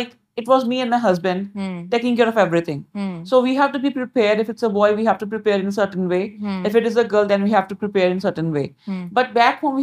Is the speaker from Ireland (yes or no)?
no; India; now in Canada; That's my birthplace.